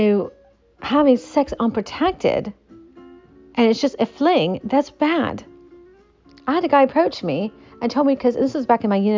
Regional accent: Appalachia, United States; the culture I was brought up in is the Appalachian culture

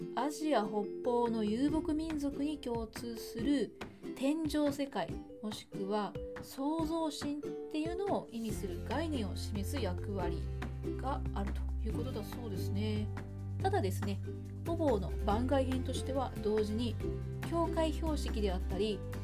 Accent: Hyogo, Japan; 私は兵庫県出身

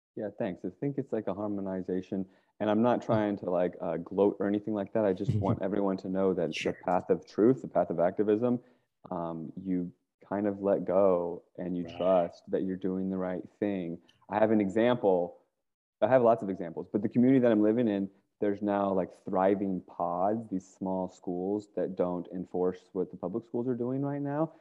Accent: Virginia, United States; moved away as an adult; also born or lived in California; I grew up in Virginia

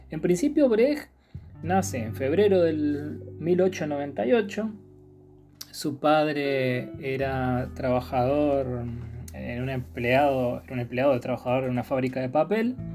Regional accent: Córdoba, Argentina; also born or lived in Chaco / Corrientes; now in Buenos Aires, Argentina; Yo soy cordobés, pero viví en el Chaco y en Corrientes mucho tiempo, así que soy un poco más del NEA que de Córdoba. Ahora estoy viviendo en la ciudad autónoma de Buenos Aires.

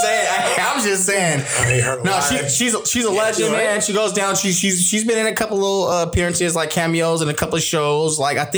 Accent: Inglewood, California, United States; I'm originally from Los Angeles, Inglewood, California.

